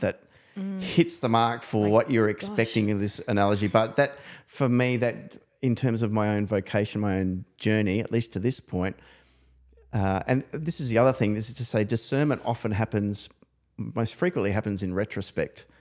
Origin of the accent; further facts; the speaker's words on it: New South Wales, Australia; I come from New South Wales